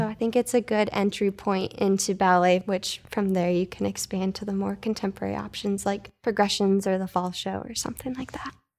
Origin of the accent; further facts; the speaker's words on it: Traverse City, Michigan, United States; moved away as an adult; also born or lived in Oklahoma; now in Fort Wayne, United States; I grew up in Traverse City, Michigan